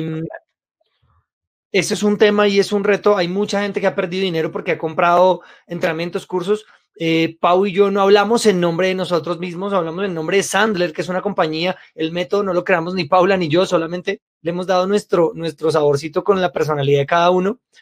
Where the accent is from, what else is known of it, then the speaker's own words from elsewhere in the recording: Bogotá, Colombia; Yo nací en Colombia, en Bogotá